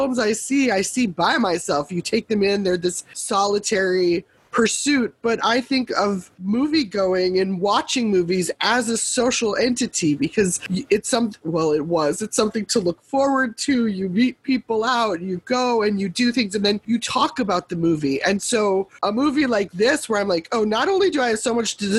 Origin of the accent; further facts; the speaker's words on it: Minneapolis, Minnesota, United States; moved away; I'm originally from the Twin Cities